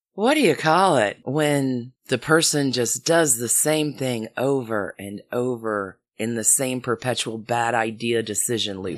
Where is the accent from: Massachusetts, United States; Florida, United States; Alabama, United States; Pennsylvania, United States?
Alabama, United States; I am from Alabama.